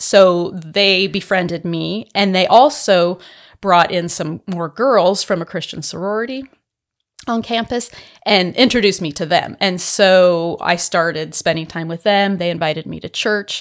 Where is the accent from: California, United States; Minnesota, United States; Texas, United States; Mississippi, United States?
California, United States; San Diego; moved away as an adult; also born or lived in Santa Barbara, United States / Winnipeg, Canada; now in Starkville, United States; I was born and raised in San Diego, in California